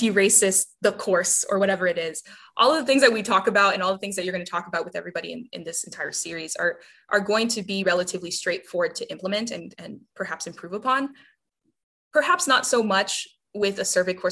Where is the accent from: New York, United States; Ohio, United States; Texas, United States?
Texas, United States; South; I'm a Latina from South Texas who grew up in an interesting class circumstance